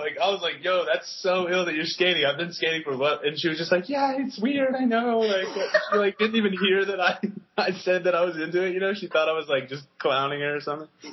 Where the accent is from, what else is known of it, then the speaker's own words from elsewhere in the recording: United States; I'm such an American.